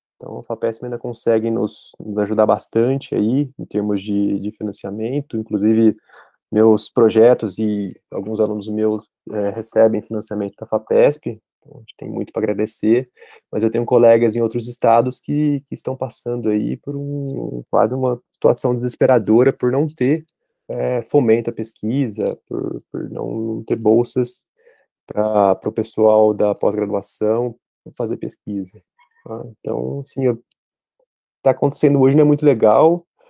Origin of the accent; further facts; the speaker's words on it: Brazil; moved away as an adult; also born or lived in United States; eu decidi voltar para o Brasil. Então, eu tomei essa decisão. Falei, "Não, eu quero, quero voltar para minha terra